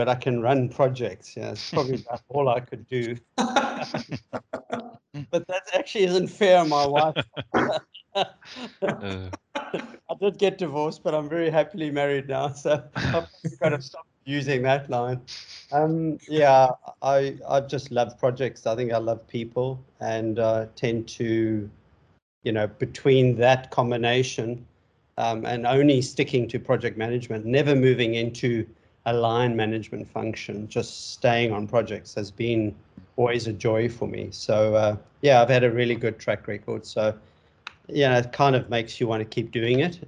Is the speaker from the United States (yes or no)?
no; South Africa; moved away as an adult; also born or lived in Hong Kong / Dubai; now in Sunshine Coast, Australia; I'm originally from South Africa. I moved to Australia in 2007.